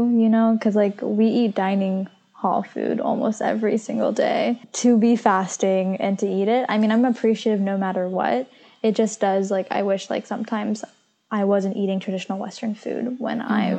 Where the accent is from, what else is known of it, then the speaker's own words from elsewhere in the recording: Pakistan; I'm Pakistani